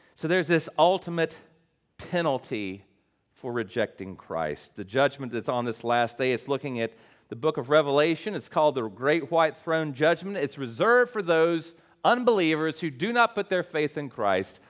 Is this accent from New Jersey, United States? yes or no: no; West Virginia, United States; moved away; I'm West Virginia